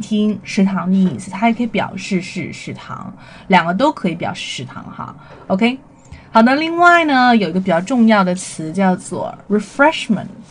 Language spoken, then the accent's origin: Chinese; China; 我们中国人都喜欢的这个美食